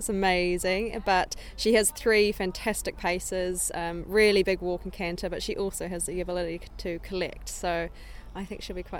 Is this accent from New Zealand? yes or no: yes; New Zealand; moved away as an adult; also born or lived in Germany; now in United Kingdom; So I'm from New Zealand, but my big dream has always been to come to Europe and try and compete and train internationally. And I moved to Germany at the beginning of 2016